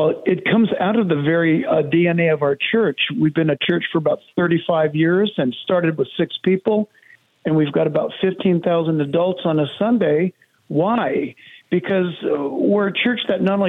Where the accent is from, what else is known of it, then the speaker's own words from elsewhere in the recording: San Diego, California, United States; I'm born and raised in San Diego, California.